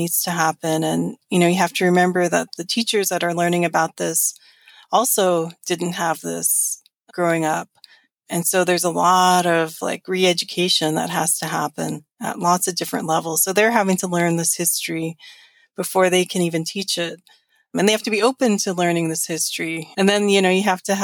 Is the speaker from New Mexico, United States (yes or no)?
yes; New Mexico, United States; moved away as an adult; now in Washington, United States; growing up in New Mexico